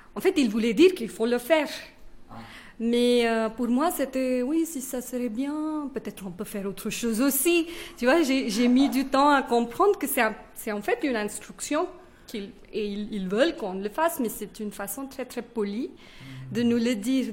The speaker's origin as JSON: {"language": "French", "region": "northern India", "country": "India", "tie": "born or raised there", "first_language": "Kannada", "second_language": "French", "lives_now": "Bangalore, India", "said": "moi, j'ai grandi au nord d'Inde."}